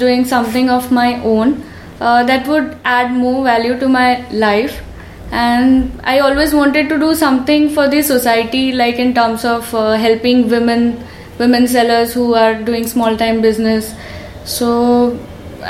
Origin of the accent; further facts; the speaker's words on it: Nagpur, Maharashtra, India; moved away as an adult; also born or lived in Pune; now in Bangalore, India; Basically, I'm from Nagpur. I've done my schooling and my graduation in computer from Nagpur.